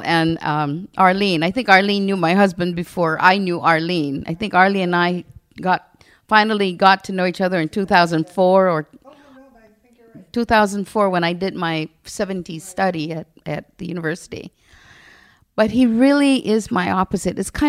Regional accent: Barrigada, Guam; because I'm from Barragata

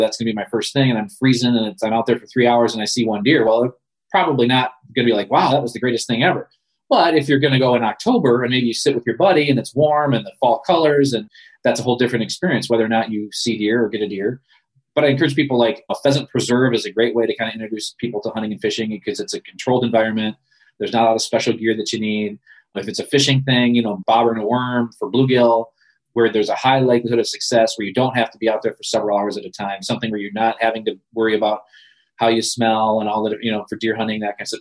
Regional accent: Ludington, Michigan, United States; I grew up in Ludington

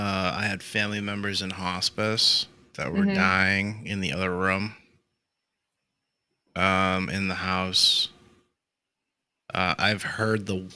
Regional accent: near Boston, Massachusetts, United States; now in Florida, United States; I grew up near Boston up north, and I shoveled snow and shit. You know, we grew up in the snow.

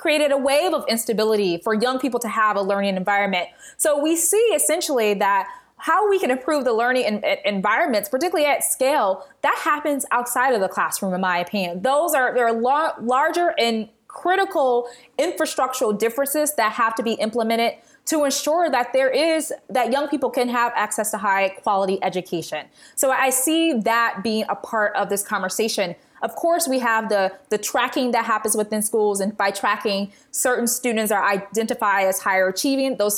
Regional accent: Detroit, Michigan, United States; my hometown of Detroit

